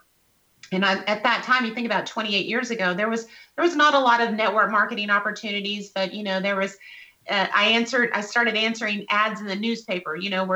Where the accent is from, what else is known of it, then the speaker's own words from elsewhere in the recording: West Texas, United States; I was born and raised in West Texas